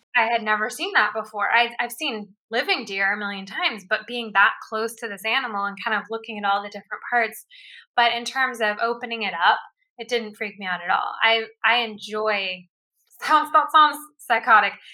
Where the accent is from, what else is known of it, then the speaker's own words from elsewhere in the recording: Houston, Texas, United States; I grew up in in Houston, Texas. Like that's where I was born